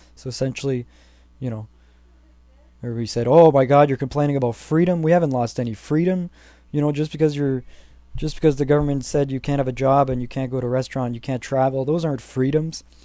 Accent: Canada; As a Canadian citizen

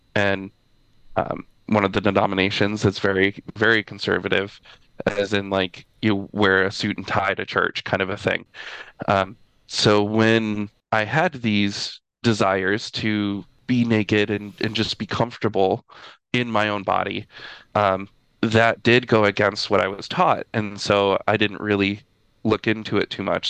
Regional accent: Midwest, United States; I grew up in Midwest uh, United States

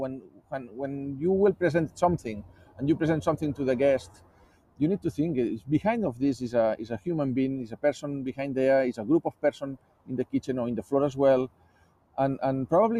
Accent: Barcelona, Catalonia, Spain; moved away as an adult; also born or lived in Hong Kong; now in Australia; I was born in Barcelona. I was living in different countries

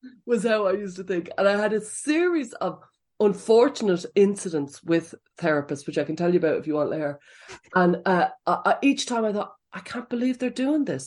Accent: Dublin, Leinster, Ireland; moved away as an adult; now in County Offaly, Ireland; I grew up in Blanchardstown in Dublin fifteen

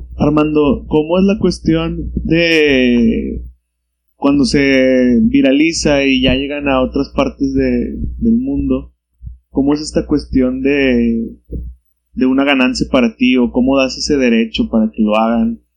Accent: Monterrey, Nuevo León, Mexico; los que somos de Monterrey

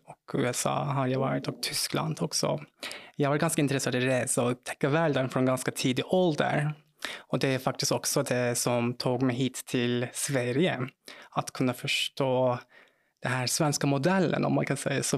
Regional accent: Turkey; Swedish is a second language; moved away as an adult; also born or lived in South Korea; now in Malmö, Sweden; jag är född och uppvuxen i Turkiet, så där har jag bott fram tills jag var 23

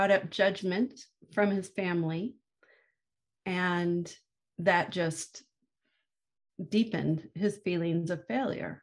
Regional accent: San Francisco, California, United States; I was born in San Francisco in the mid-1960s and lived in the Haight-Ashbury district

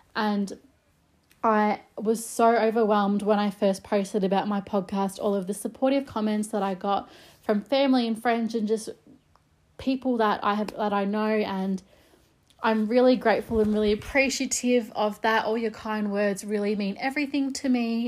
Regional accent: Melbourne, Victoria, Australia; I'm from Melbourne, Australia

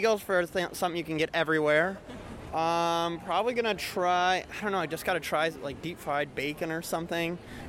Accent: Minneapolis, Minnesota, United States; I'm from Minneapolis.

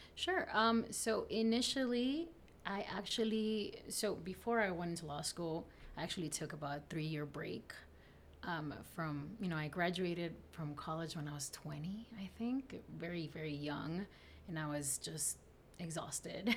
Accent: South Texas, United States; English is a second language; also born or lived in Camargo, Tamaulipas, Mexico; I grew up in Texas, South Texas.

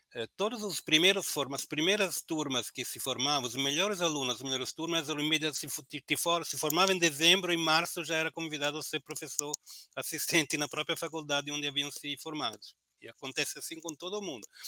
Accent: Italy; now in Brazil; eu, como sou italiano

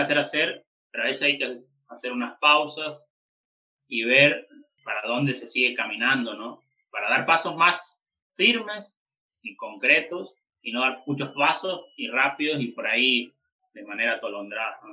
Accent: Chaco, Argentina; moved away; iba a Chaco también, a mi pueblo, o sea, dentro de Chaco y después puntualmente a mi pueblo, donde yo nací

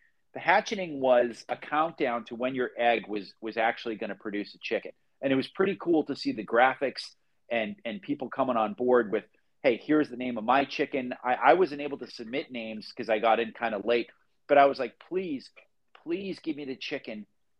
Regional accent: Phoenix, Arizona, United States; I'm from Phoenix, but right now I'm in Columbus, Ohio, because I have some work that brought me here.

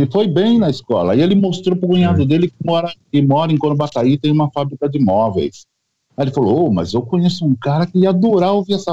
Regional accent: São Paulo, Brazil; eu sou de São Paulo, sou natural de São Paulo. Eu sempre fui apaixonado por rádio, ouço rádio desde pequeno.

